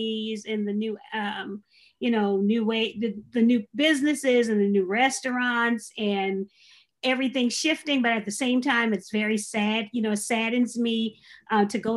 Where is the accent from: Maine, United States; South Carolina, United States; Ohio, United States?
South Carolina, United States; Charleston; I was born in Charleston on Union Heights, so I am a native Charlestonian.